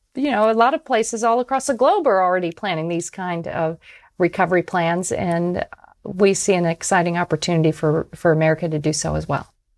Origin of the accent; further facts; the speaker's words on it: Tampa, Florida, United States; my hometown, of Tampa, Florida